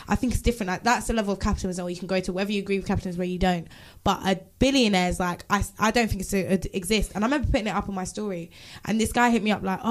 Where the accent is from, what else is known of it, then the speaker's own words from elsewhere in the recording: Jamaica; As a Jamaican